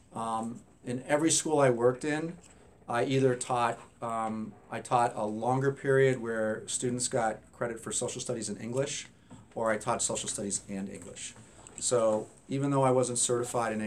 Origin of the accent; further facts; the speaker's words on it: Hanover, New Hampshire, United States; moved away as an adult; also born or lived in Atlanta, Georgia / Providence, Rhode Island; I grew up in New Hampshire, went to Hanover High School